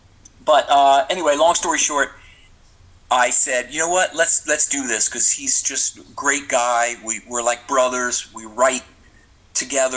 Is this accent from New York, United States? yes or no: yes; New York, United States; also born or lived in Pennsylvania; I'm from New York, but we had a home in Pennsylvania